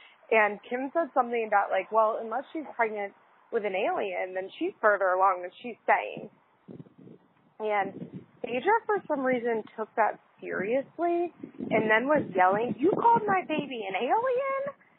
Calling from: West Palm Beach, Florida, United States; I'm calling you from Palm Beach, Florida. Not West Palm Beach where I live, but the actual Palm Beach where I work.

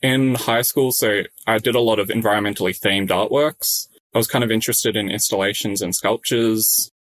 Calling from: Sydney, New South Wales, Australia; Yes, I'm in my bedroom at home in Sydney.

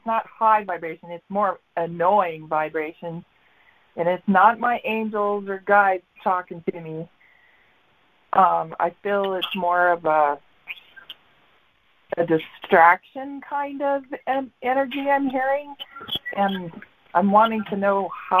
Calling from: Mesa, Arizona, United States; in Mesa, Arizona.

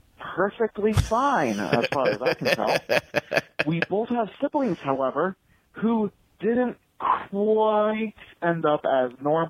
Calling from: Iowa, United States; I'm calling from Iowa.

